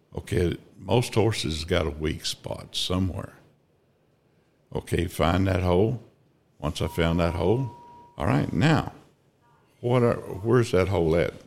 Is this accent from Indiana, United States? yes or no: no; Altoona, Kansas, United States; also born or lived in Ada, Oklahoma / Fredonia, Kansas; Grew up in Altoona, Kansas